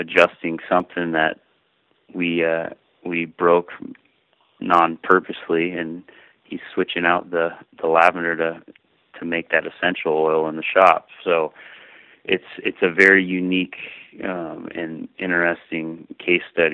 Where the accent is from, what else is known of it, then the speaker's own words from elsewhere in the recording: Sonoma County, California, United States; now in Carmel, United States; I grew up in Sonoma County